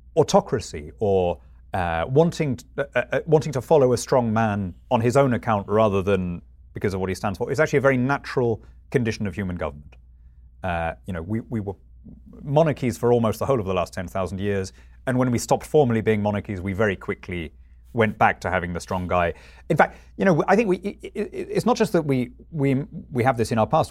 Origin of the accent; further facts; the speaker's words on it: United Kingdom; I'm British rather than European